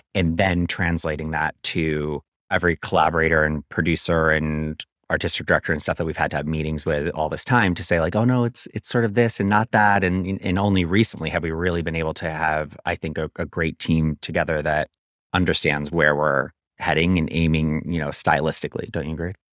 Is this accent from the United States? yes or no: yes; just outside of Albany, upstate New York, United States; also born or lived in Williamsburg, Brooklyn; now in New York City, United States; I'm originally from upstate New York, just outside of Albany, New York, and I've lived in Williamsburg, Brooklyn for the last fifteen